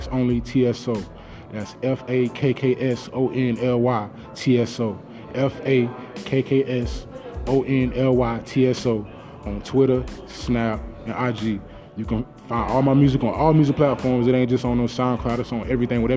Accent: the South, United States; I'm from the South

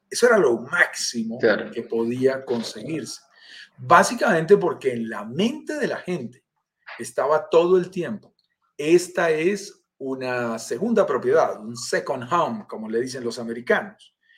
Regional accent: Colombia; accent: Colombian; estoy en Colombia, sentirás por mi acento, soy colombiano

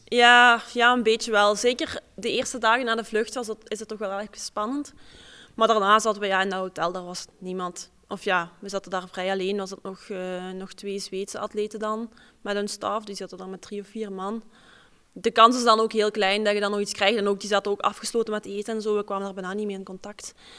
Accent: Pelt, Flanders, Belgium; Ik kom uit Pelt, Limburg

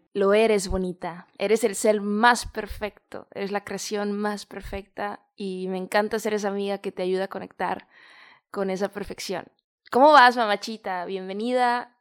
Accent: Mexico; moved away as an adult; salí de mi país, yo soy de México

